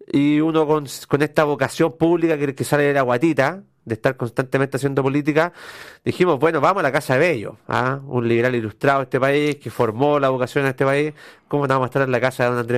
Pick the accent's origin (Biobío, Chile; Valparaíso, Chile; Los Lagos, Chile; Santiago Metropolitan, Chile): Valparaíso, Chile; Quilpué; Estudié hasta los 18 años en Villa Alemana. {S0} Ya. {S1} Soy porteño. Eh, de Valparaíso de corazón